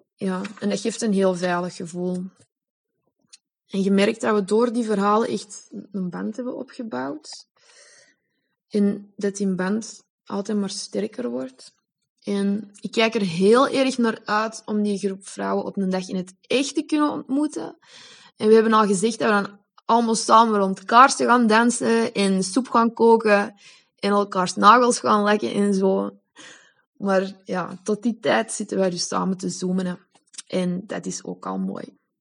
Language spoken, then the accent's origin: Dutch; Belgium; first language Dutch; moved away as an adult; now in Spain; vrouwen uit mijn geboorteland